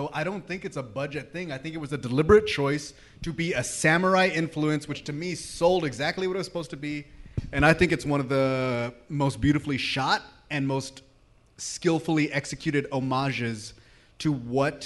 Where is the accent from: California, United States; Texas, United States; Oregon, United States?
Texas, United States; I'm from Texas